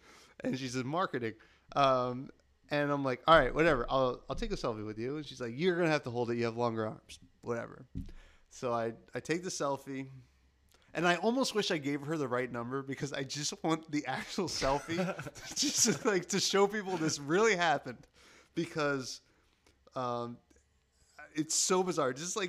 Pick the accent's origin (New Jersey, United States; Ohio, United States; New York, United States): New Jersey, United States; no, I'm from South Jersey.